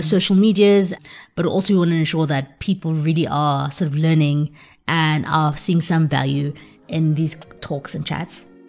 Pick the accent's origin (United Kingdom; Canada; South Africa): South Africa; as a South African growing up in South Africa